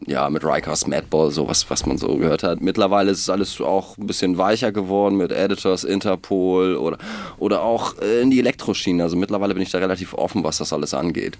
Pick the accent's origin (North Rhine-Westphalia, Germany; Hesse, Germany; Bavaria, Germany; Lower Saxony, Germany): Lower Saxony, Germany; area between Hamburg and Bremen; now in Hamburg, Germany; wir kommen aus der Gegend zwischen Hamburg und Bremen und da kommen wir auch alle her.